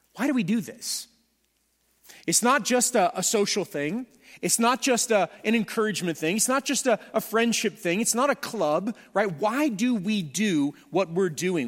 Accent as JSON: {"language": "English", "region": "Southern California", "country": "United States", "said": "I am from Southern California"}